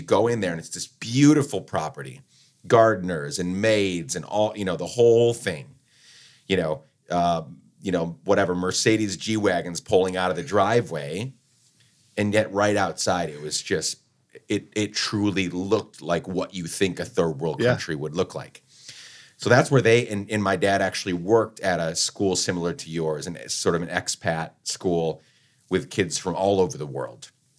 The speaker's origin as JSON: {"language": "English", "town": "Guatemala City", "region": "Guatemala Department", "country": "Guatemala", "tie": "born or raised there", "said": "So when I think about childhood growing up in Guatemala, you know, kidnappings, murders, like all the crazy stuff happening. We lived right in the heart of Guatemala City."}